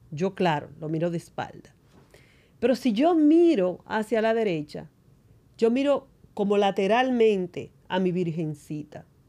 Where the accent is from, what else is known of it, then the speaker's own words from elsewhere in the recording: San Juan de la Maguana, San Juan, Dominican Republic; soy de San Juan de la Maguana, una provincia del sur. Vivía en una casa de madera